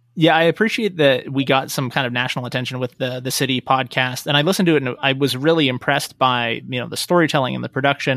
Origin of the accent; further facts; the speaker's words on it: Reno, Nevada, United States; also born or lived in Las Vegas / Portland / San Francisco Bay Area; I grew up, born and raised in Reno, uh, but I moved away when I went to college